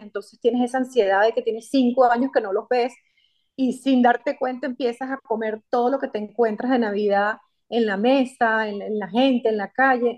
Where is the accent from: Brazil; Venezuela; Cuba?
Venezuela; moved away; soy venezolana, en mi país natal me gradué como comunicadora social